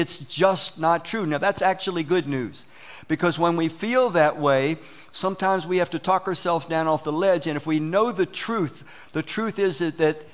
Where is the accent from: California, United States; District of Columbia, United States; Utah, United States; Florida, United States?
District of Columbia, United States; Washington; When we were kids growing up in Southeast Washington, D.C., all of us came from broken homes